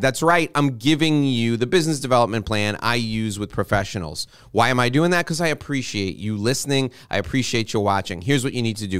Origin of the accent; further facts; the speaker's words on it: New York, United States; I'm born and raised in New York.